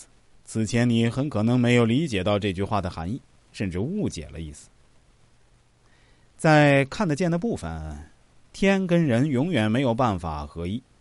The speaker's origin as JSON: {"language": "Chinese", "country": "China", "said": "只有我们中国人跟老天爷的关系最友善、最密切。"}